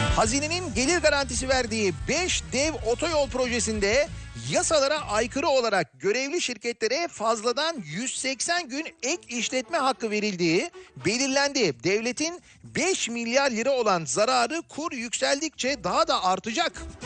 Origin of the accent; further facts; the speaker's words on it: Istanbul, Turkey; now in Izmir, Turkey; İzmir'deyim ama İstanbulluyum